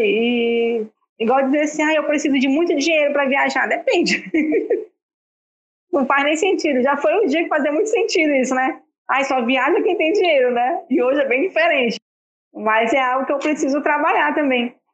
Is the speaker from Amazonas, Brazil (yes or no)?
yes; Manaus, Amazonas, Brazil; sou natural de Manaus, Amazonas